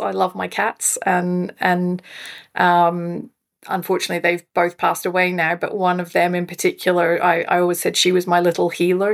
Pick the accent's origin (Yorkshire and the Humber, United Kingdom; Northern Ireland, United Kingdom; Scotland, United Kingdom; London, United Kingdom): Scotland, United Kingdom; moved away as an adult; also born or lived in South Africa; now in Fraser Coast, Australia; was born in South Africa, raised in Scotland, uh, but have been living in Australia for twenty years now.